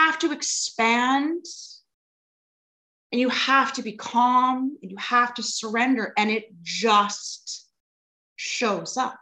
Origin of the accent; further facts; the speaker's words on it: Alberta, Canada; moved away as an adult; now in Vancouver, Canada; originally I'm from Alberta